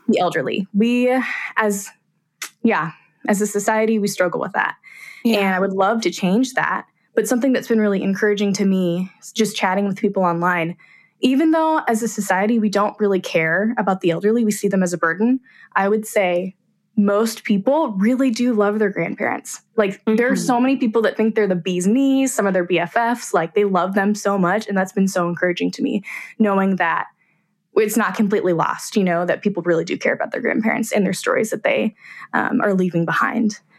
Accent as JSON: {"language": "English", "town": "Abilene", "region": "Kansas", "country": "United States", "said": "I'm from Abilene, Kansas"}